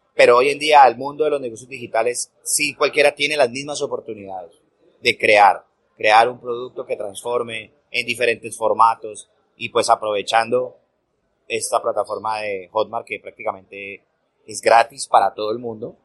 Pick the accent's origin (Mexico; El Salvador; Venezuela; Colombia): Colombia; en este momento en mi país, en Colombia